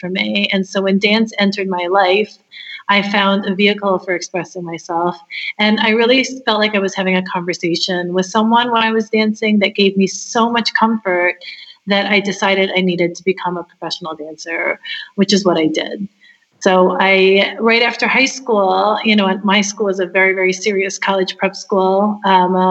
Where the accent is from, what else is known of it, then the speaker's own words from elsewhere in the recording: Hawaii, United States; moved away as an adult; also born or lived in Los Angeles; I was born in Hawaii, and I'm of Japanese descent, a fourth generation Japanese American. And I went to a fantastic school.